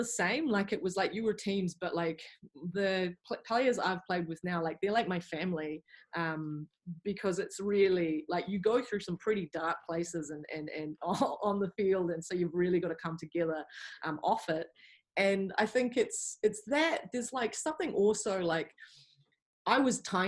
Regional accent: Wellington, New Zealand; moved away as an adult; also born or lived in England; I grew up here in Wellington, and I'd lived here my whole life

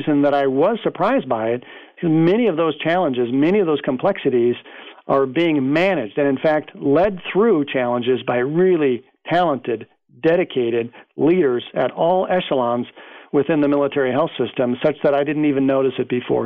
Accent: United States; as an American

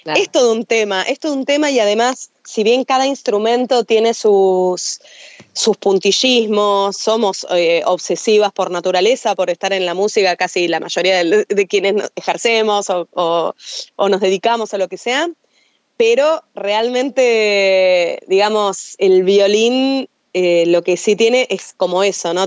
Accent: Buenos Aires, Argentina; Yo soy de Buenos Aires, o sea, ah, soy folclorista de Buenos Aires

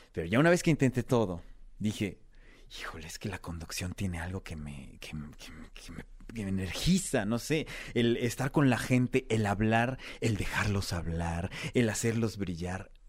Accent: Mexico; si yo les decía vengo de México, uy, secuestros, uy, mafia, uy, drogas, uy, delincuencia, uy, todo lo malo.

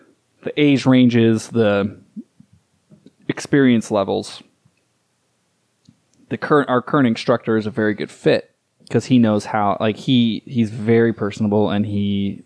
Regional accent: Southwest United States, United States; I grew up in the Southwest United States.

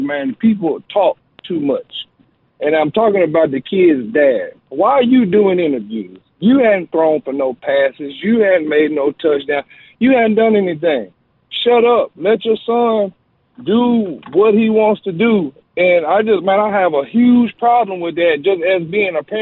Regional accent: Arkansas, United States; I'm from Arkansas.

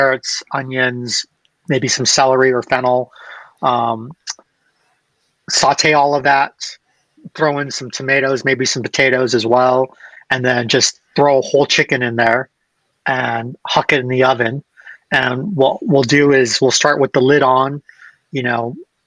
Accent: United States; being American

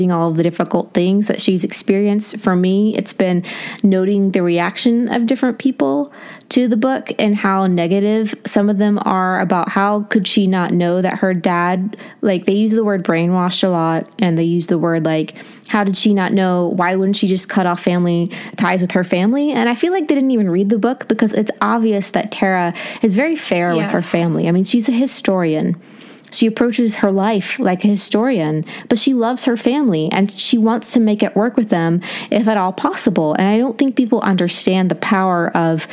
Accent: Appalachia, United States; moved away; growing up in Appalachia

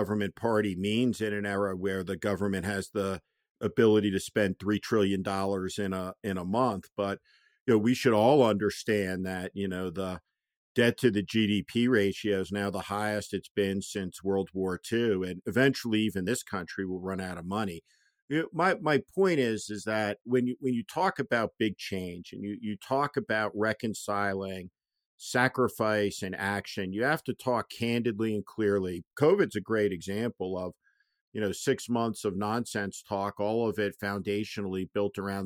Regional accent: East Coast, United States; now in California, United States; I grew up on the East Coast

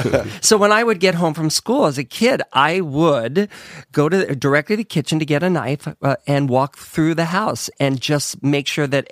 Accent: Ohio, United States; In Ohio.

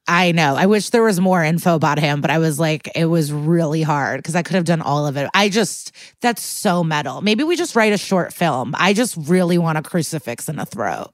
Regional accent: Skokie, Illinois, United States; I'm from Skokie

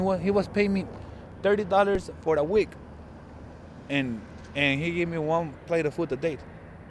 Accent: Israel; also born or lived in Mexico; now in Tucson, United States; I'm from Israel.

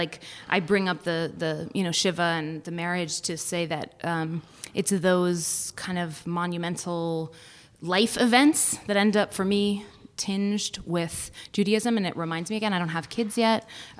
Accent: Berkeley, California, United States; So I was raised in Berkeley, California, and where I attended Temple Beth El.

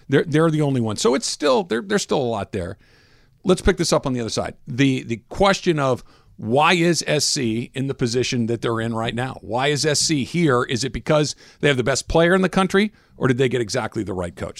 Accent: Claremont or Arcadia, Southern California, United States; in Claremont or Arcadia, like I did

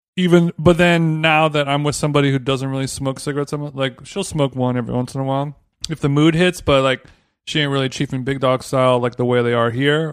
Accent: United States; we're American

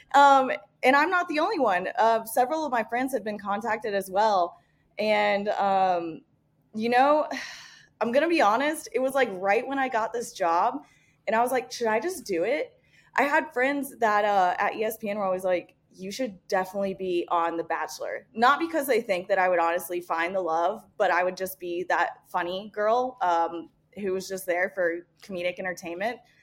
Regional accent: Indiana, United States; moved away; spent half of my life growing up in the Midwest. Uh, I'm originally from Indiana

